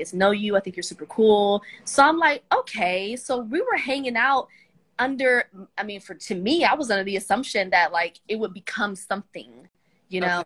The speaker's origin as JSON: {"language": "English", "town": "Atlanta", "region": "Georgia", "country": "United States", "said": "I am from Atlanta, Georgia."}